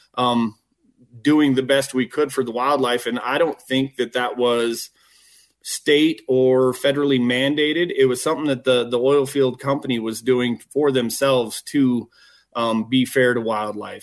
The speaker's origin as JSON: {"language": "English", "town": "Douglas", "region": "Wyoming", "country": "United States", "tie": "born or raised there", "said": "growing up in Douglas and and the Casper area"}